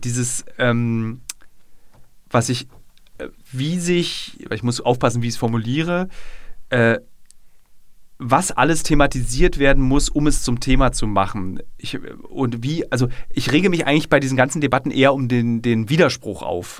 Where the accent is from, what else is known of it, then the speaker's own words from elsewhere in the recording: Berlin, Germany; meine Heimatstadt